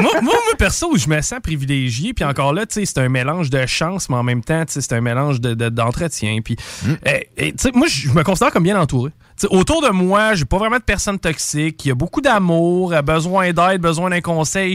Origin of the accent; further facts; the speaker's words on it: Quebec, Canada; je suis né au Québec